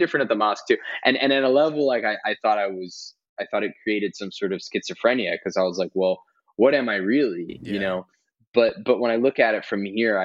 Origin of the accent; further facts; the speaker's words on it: New Jersey, United States; we grew up in Jersey and I grew up around a lot of Italian Christian kids